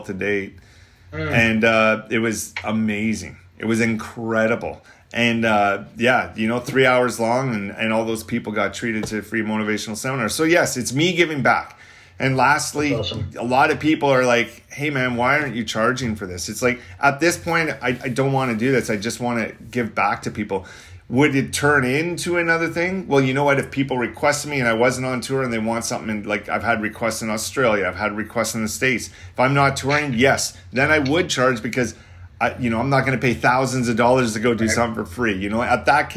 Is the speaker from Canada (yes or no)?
yes; Canada; I'm from Canada.